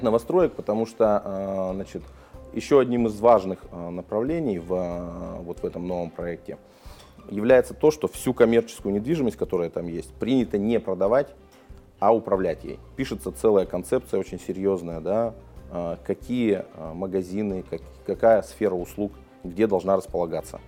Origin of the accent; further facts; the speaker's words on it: Yekaterinburg, Sverdlovsk Oblast, Russia; Я родился в Свердловске, в Екатеринбурге